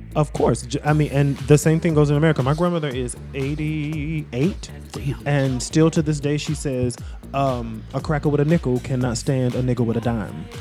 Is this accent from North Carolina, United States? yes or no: yes; Greensboro, North Carolina, United States; I'm, I'm from Greensboro, North Carolina